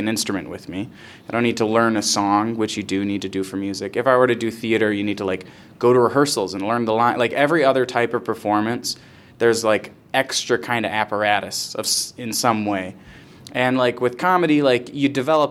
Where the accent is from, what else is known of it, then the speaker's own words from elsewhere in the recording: Rochester area, New York, United States; I started doing comedy in Rochester, which is sort of where I'm from